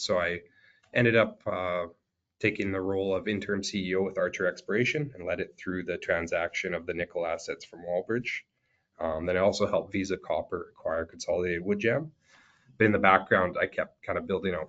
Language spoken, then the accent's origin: English; Saskatchewan, Canada; I grew up in Saskatchewan.